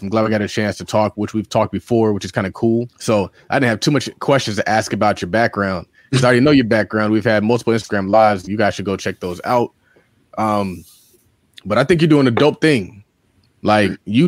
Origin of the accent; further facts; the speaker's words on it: New York City, New York, United States; I'm from Harlem